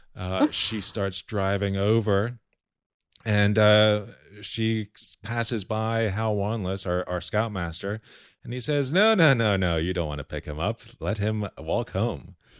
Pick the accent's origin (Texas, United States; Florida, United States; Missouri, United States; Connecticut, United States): Florida, United States; Key Biscayne; I grew up on Key Biscayne